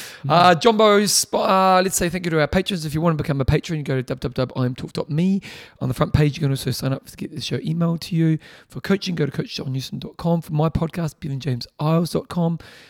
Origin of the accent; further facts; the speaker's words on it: Manchester, North West England, United Kingdom; Because I'm from Manchester, UK, and there are two football teams